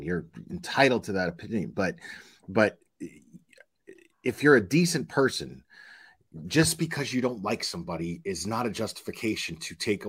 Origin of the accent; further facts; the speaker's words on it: United States; I'm here first and foremost as an American